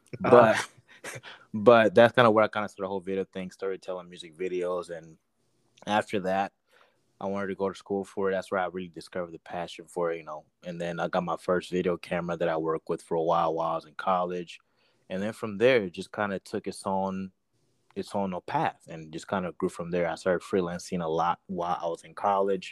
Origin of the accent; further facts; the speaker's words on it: Togo; now in United States; I'm originally from Togo, West Africa